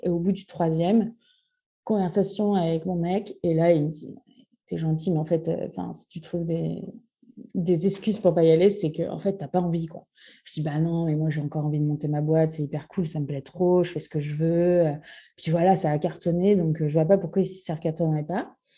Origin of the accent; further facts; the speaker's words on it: Normandy, France; moved away as an adult; now in Bordeaux, France; je suis normande. Je suis arrivée à Bordeaux pour les études de mon conjoint